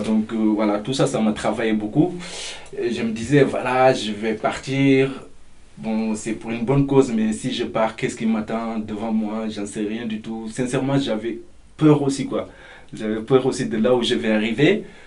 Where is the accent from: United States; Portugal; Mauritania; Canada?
Mauritania; moved away as an adult; now in France; j'ai 29 ans et je viens de la Mauritanie